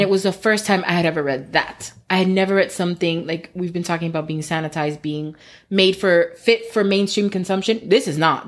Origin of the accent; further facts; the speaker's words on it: United States; I was born here.